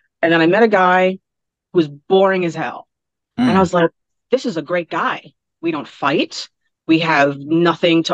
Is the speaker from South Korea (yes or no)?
no; New York City, New York, United States; also born or lived in Bronx, New York; I was born and raised in Brooklyn